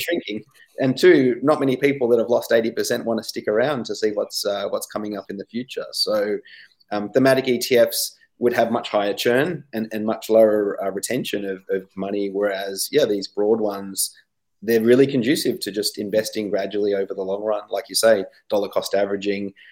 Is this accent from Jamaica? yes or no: no; Australia